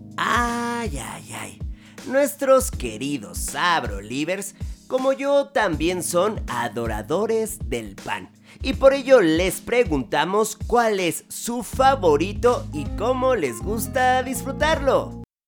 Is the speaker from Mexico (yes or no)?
yes; Mexico; nosotros los mexicanos unos hijos del maíz